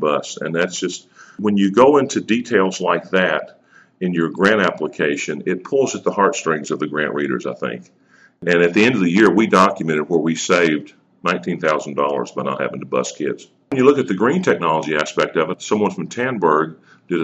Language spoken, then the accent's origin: English; Gunfort, Tennessee, United States; I'm from Gunfort